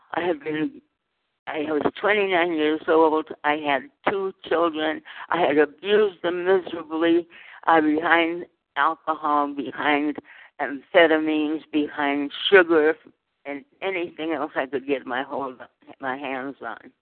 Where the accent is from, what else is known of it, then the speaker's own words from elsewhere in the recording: Fresno, California, United States; now in Southern California, United States; I was born in Fresno, California, of migrant farm worker parents in the fields of the San Joaquin Valley